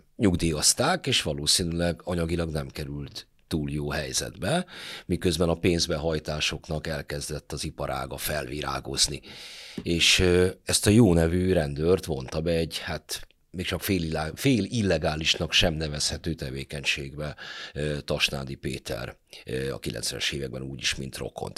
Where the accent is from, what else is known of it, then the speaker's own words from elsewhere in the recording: Budapest, Hungary; Én a hetedik kerületben nőttem fel